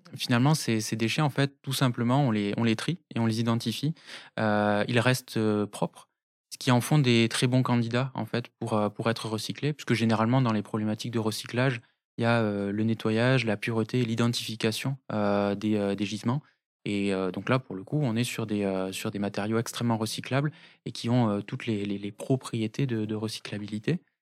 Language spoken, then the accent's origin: French; Toulouse, Occitania, France; also born or lived in Tarbes; je suis né à Toulouse